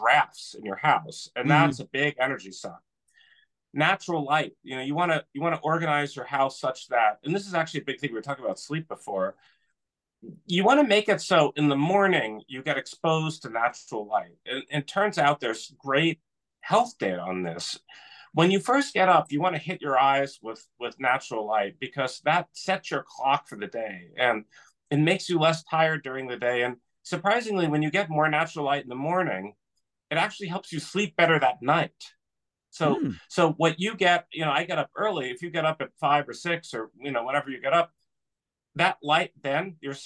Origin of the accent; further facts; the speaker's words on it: California, United States; moved away; I'm originally from California